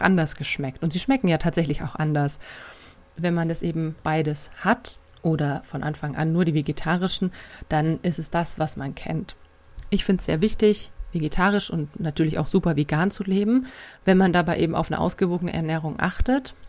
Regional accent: Bavaria, Germany; bei uns in Bayern

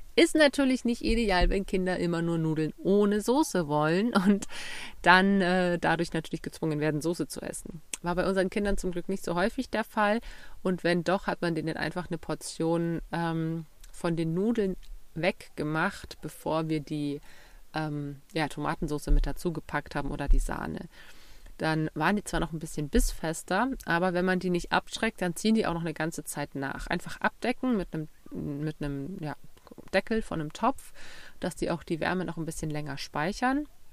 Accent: Bavaria, Germany; Bei uns in Bayern

